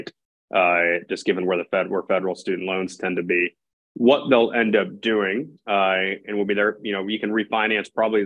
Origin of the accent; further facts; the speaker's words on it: Jacksonville, Florida, United States; moved away as an adult; also born or lived in Chicago; now in San Francisco, United States; I'm born and raised in Jacksonville, Florida